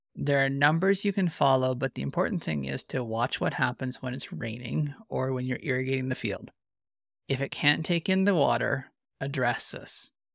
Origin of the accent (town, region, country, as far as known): Canada